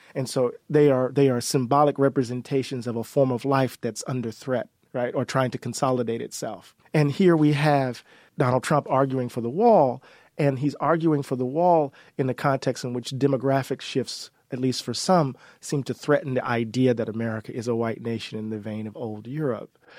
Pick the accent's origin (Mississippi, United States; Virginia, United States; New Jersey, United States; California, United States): Mississippi, United States; we're from Mississippi